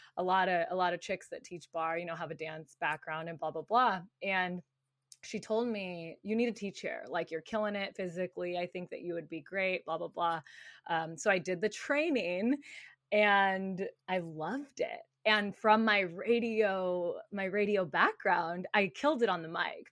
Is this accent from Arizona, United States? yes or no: yes; Tucson, Arizona, United States; moved away as an adult; also born or lived in Phoenix, Arizona; now in California, United States; I grew up in Tucson, Arizona